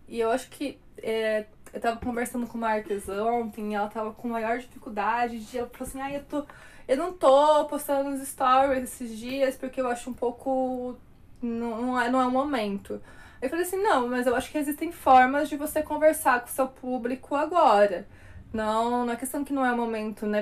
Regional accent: Brazil; Nós somos brasileiros

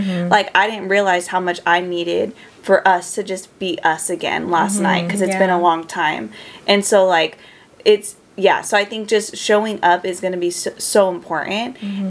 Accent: Merced, California, United States; I went to Merced, my hometown, for a little bit, and then I came back.

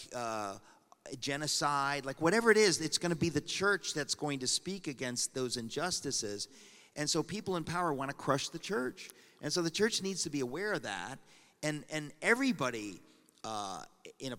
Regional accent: Danbury, Connecticut, United States; I grew up in Danbury, Connecticut. It's my hometown

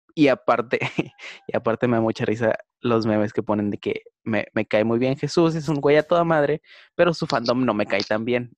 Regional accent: Monterrey, Nuevo León, Mexico; soy de Monterrey

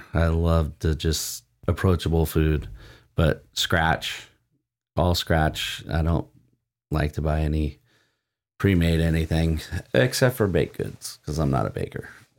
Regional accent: Oceanside, California, United States; also born or lived in Vista, California; I grew up in Oceanside and Vista, grew up in Fire Mountain till fifth grade, and then moved to Vista.

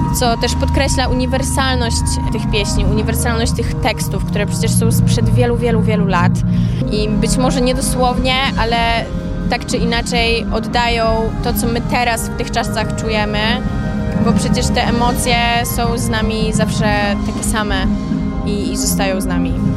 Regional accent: Biłgoraj, Lublin Voivodeship, Poland; moved away as an adult; also born or lived in Tricity (Gdańsk-Gdynia-Sopot); now in Tricity, Poland; Ja jestem z Biłgoraja. Przeprowadziłam się na studia do Trójmiasta i tak już tu zostałam.

